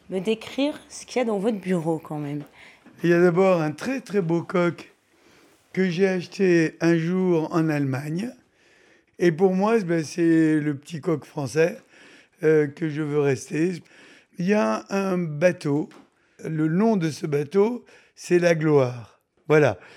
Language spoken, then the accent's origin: French; France; moved away; Vous savez, j'ai pour coutume de dire que je suis orphelin de France. Donc je ne suis pas parti de gaieté de cœur